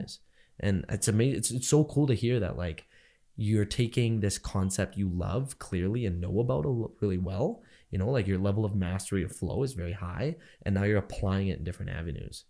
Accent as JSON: {"language": "English", "country": "Canada", "said": "I'm just as Canadian as I am Indian. Probably more so Canadian than I'm Indian"}